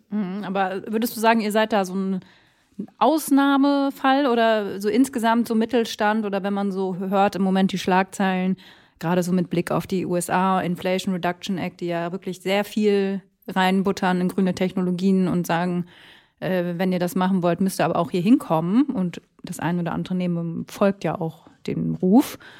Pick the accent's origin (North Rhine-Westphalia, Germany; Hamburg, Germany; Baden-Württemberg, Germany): North Rhine-Westphalia, Germany; Minden; Ich komme nämlich aus OWL und sogar aus minden